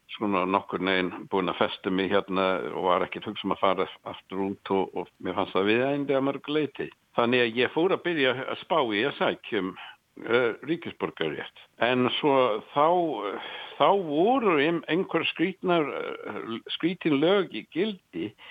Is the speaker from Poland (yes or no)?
no; Nottingham, East Midlands, United Kingdom; Icelandic is a second language; now in Iceland; ég er frá Nottingham